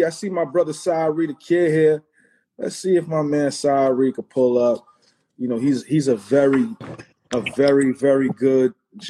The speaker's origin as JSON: {"language": "English", "region": "North Carolina", "country": "United States", "said": "I'm from North Carolina."}